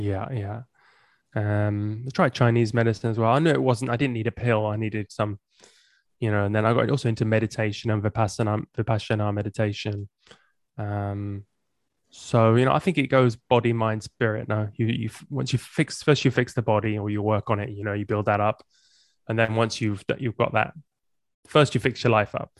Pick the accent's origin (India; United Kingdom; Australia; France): United Kingdom; England; moved away as an adult; also born or lived in Amsterdam, Netherlands; I grew up in England and I moved to Amsterdam when I was in my twenties